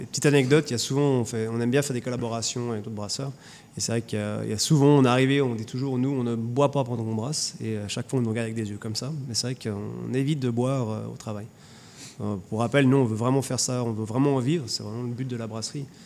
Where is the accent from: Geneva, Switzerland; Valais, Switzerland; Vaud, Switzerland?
Geneva, Switzerland; moved away; Je suis genevois